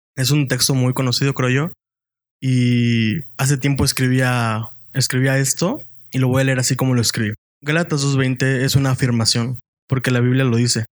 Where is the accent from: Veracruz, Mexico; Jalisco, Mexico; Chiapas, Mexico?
Veracruz, Mexico; also born or lived in Puebla; poblano de nacimiento y veracruzano por adopción